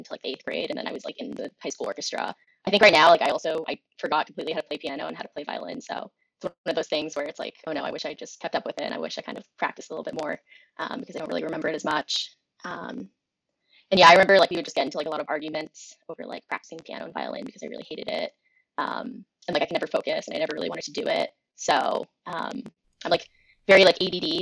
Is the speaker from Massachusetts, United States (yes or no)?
yes; Andover, Massachusetts, United States; I grew up in Andover, Mass, which is kind of just like your typical like Massachusetts suburban town